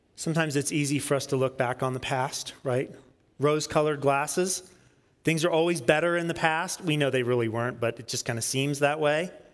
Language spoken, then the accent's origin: English; Peachtree City, Georgia, United States; I grew up in Peachtree City, Georgia, south of Atlanta